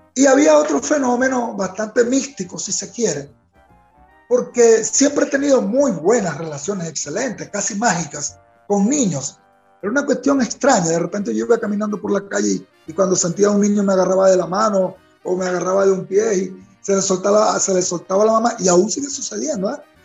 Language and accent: Spanish; Venezuela; me siento como un gran venezolano